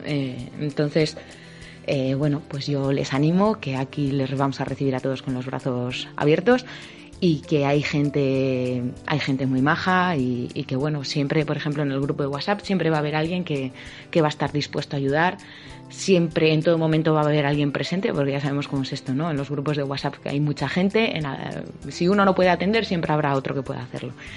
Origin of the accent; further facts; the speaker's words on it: Bilbao, Basque Country, Spain; yo bueno soy de Bilbao, yo creo que se habrá notado un poco por el acento